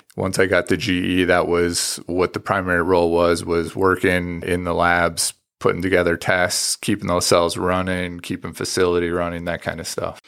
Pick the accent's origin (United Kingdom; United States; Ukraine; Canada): Canada; moved away; I grew up out in a farm in the country, and I'm originally from Canada